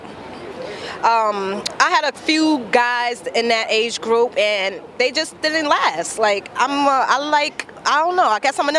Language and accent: English; New York City, New York, United States; I'm from Brooklyn.